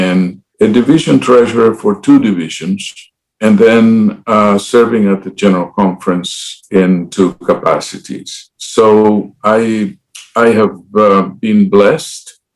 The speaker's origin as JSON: {"language": "English", "country": "Dominican Republic", "tie": "born or raised there", "also_born_or_lived": "Puerto Rico", "moved": "as an adult", "lives_now": "United States", "said": "I was born and raised in the Dominican Republic"}